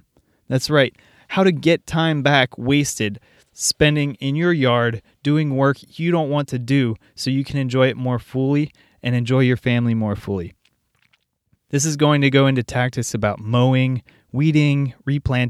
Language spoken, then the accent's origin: English; Cincinnati, Ohio, United States; I'm from Cincinnati.